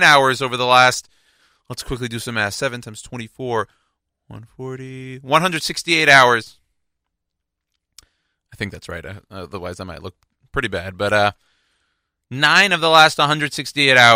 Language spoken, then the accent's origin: English; Houston, Texas, United States; my hometown, so the Houston Rockets